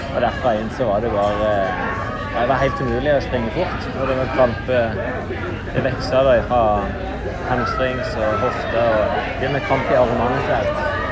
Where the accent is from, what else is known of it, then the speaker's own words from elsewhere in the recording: Norway; hjemme i Norge